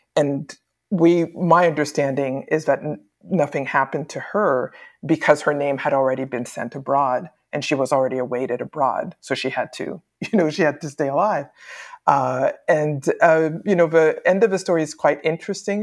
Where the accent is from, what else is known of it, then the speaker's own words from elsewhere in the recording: Winnipeg, Manitoba, Canada; moved away as an adult; also born or lived in Port-au-Prince, Haiti / Quebec City, Canada / Nova Scotia, Canada / Iowa, United States; now in United States; Winnipeg, Manitoba, which is where I grew up in terms of grade school, high school, uh, undergraduate education.